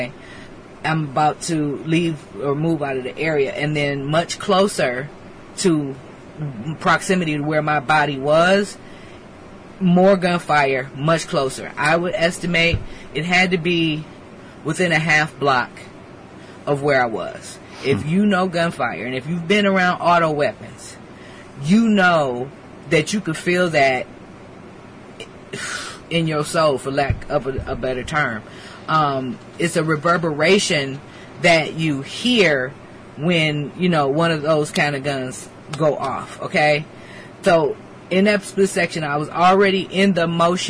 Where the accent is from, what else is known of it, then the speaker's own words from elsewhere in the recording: Detroit, Michigan, United States; moved away; also born or lived in Camp Pendleton; I'm from Detroit